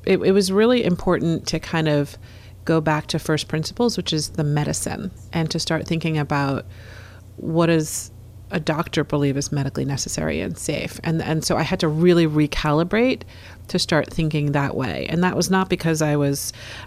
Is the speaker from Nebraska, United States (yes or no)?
no; New York City, New York, United States; I was born in Brooklyn. I was raised in New York City